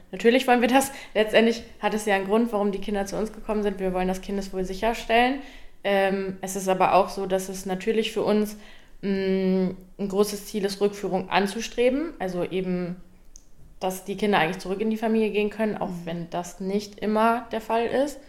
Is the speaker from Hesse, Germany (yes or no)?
no; Minden, North Rhine-Westphalia, Germany; ich komme auch direkt hier aus Minden